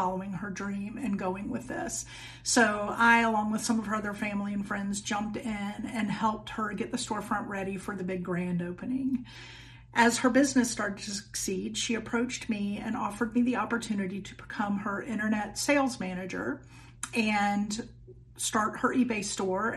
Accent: Hilton Head Island, South Carolina, United States; moved away as an adult; also born or lived in Pennsylvania; I was born on Hilton Head Island in South Carolina. I'm a Carolina girl

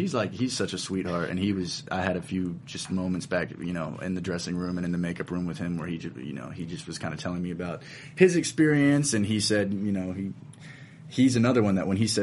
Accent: Salisbury, North Carolina, United States; moved away; also born or lived in Winston-Salem, North Carolina / Richmond, Virginia; I'm originally from North Carolina, a little town called Salisbury

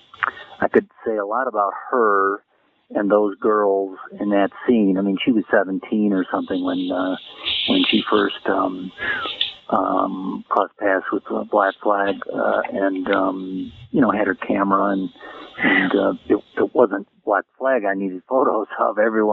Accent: Naperville, Illinois, United States; moved away as an adult; also born or lived in Hollywood; Well, I grew up in Naperville, Illinois, outside of Chicago, and I wasn't interested in college.

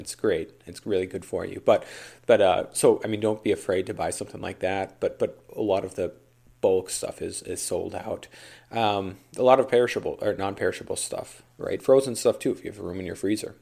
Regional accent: Duluth, Minnesota, United States; my hometown here, Duluth

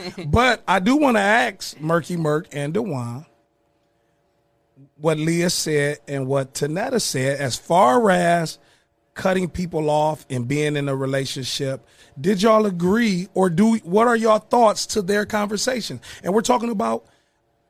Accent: Toledo, Ohio, United States; born or raised there; also born or lived in Tuskegee, Alabama

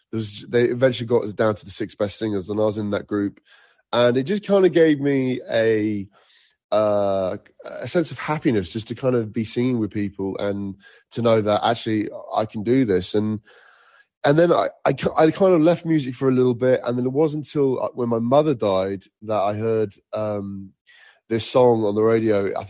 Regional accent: Egypt; also born or lived in Nigeria; I used to live uh, in Africa at one point. I, I grew up in Egypt and Nigeria, and music was not heavily featured until I was probably about eight

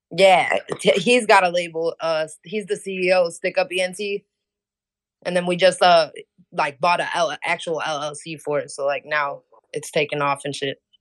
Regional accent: Hammond, Indiana, United States; I'm from Hammond, Indiana

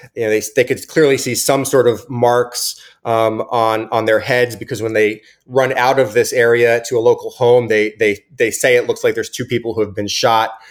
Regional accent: New Jersey, United States; also born or lived in New Brunswick, New Jersey; I'm, I'm from New, from New Jersey.

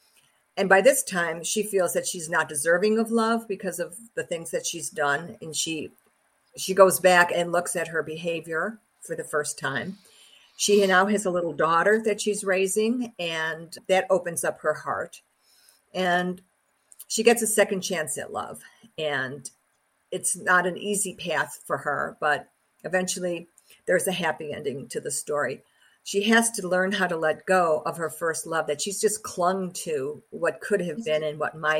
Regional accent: Chicago, Illinois, United States; my hometown, in my home neighborhood.

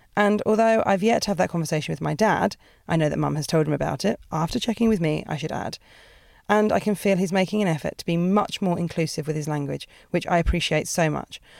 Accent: Portsmouth, South East England, United Kingdom; moved away as an adult; now in London, United Kingdom; I'm British. I'm from, um, a place called Portsmouth

